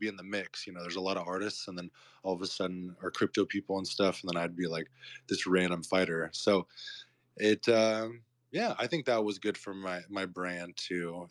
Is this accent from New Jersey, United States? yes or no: no; Murrieta, California, United States; now in Tulum, Mexico; I grew up in Southern California. I grew up in a town called Marietta. It's like near the wine country, near Temecula